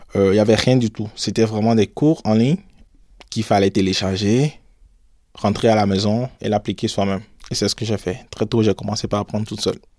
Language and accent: French; Cotonou, Littoral, Benin; moved away as an adult; also born or lived in Ouidah, Benin; now in France; je suis né à Ouida, au Bénin. Je suis arrivé en France en 2015 pour faire mon master. Alors mon enfance, je l'ai passée à Cotonou